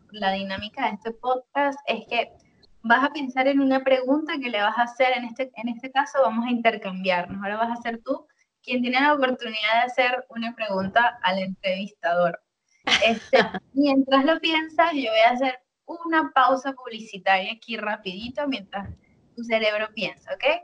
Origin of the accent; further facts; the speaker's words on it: Venezuela; cuando tienes que te representa, dices yo soy venezolana, pero al final de cuentas, bueno, es un papel que, que, que está contigo igual. O sea, tú vas a ser venezolana donde quiera que estés, eso nunca lo vas a perder.